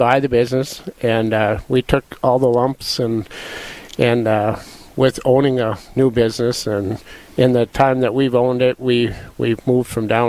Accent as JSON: {"language": "English", "region": "Eastern North Dakota", "country": "United States", "tie": "born or raised there", "also_born_or_lived": "Twin Cities, Minnesota", "lives_now": "Dickinson, United States", "said": "I grew up in Eastern North Dakota"}